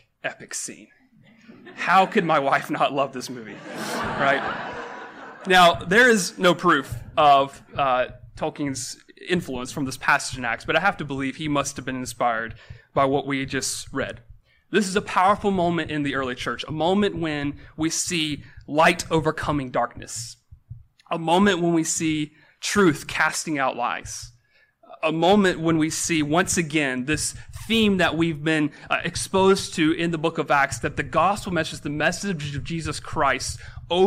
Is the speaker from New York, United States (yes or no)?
no; Georgia, United States; now in Washington, D.C., United States; I'm from Georgia, didn't want to live there my whole life.